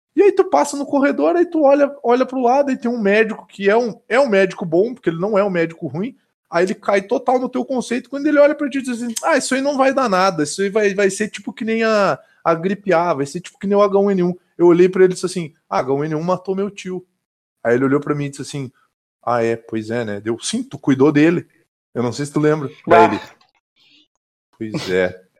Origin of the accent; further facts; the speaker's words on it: Caxias do Sul, Rio Grande do Sul, Brazil; now in Vacaria, Brazil; eu sou de Caxias do Sul, mas eu moro em Vacaria